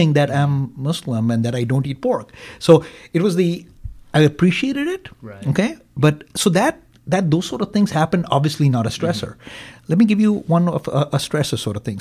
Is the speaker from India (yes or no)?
yes; India; now in Green Bay, United States; I am from India